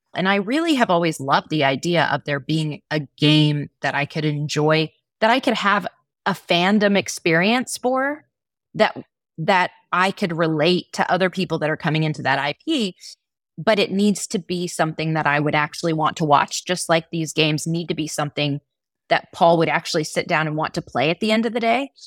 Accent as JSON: {"language": "English", "region": "Texas", "country": "United States", "said": "I come from Texas, which is very sporty kind of space"}